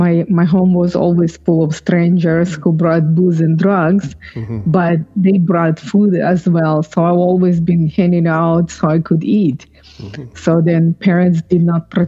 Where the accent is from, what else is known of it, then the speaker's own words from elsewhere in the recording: Ukraine; moved away; I am from Ukraine, but I was born when it was USSR.